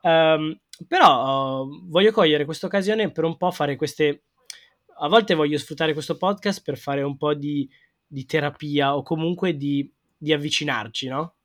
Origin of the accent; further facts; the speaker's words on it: Milan, Lombardy, Italy; Io sono proprio milanese